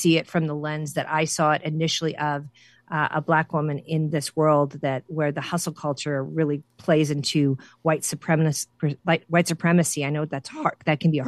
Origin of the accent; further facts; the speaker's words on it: Central Illinois, United States; growing up in the Midwest, Central Illinois